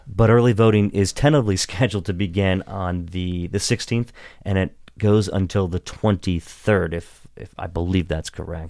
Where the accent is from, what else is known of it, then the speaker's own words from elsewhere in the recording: Washington County, Western Maryland, United States; also born or lived in Pittsburgh, Pennsylvania; I grew up in Western Maryland in Washington County